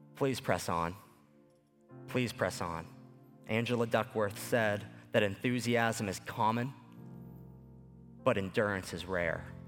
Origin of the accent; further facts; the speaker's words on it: Lower Sackville, Nova Scotia, Canada; growing up in Lower Sackville, Nova Scotia, just ten minutes away from where Sidney Crosby was born